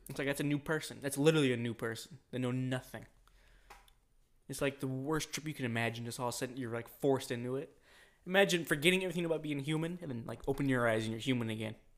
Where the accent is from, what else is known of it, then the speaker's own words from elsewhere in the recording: United States; we're fucking American.